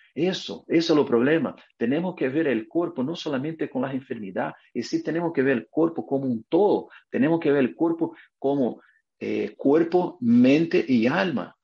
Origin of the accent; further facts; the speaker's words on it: Brazil; Spanish is a second language; moved away as an adult; now in United States; yo soy brasileño y vivo aquí en Estados Unidos a 20 años